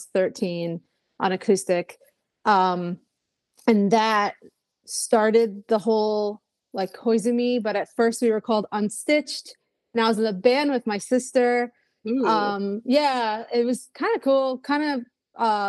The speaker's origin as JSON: {"language": "English", "town": "New York City", "region": "New York", "country": "United States", "tie": "born or raised there", "also_born_or_lived": "Tokyo, Japan", "moved": "as an adult", "lives_now": "Chicago, United States", "said": "I grew up in Brooklyn, New York. So I'm not actually from Chicago. Like, I wasn't born here, but I live here"}